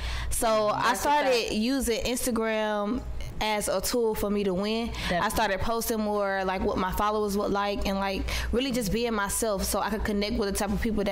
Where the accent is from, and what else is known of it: Atlanta, Georgia, United States; born or raised there; also born or lived in Maryland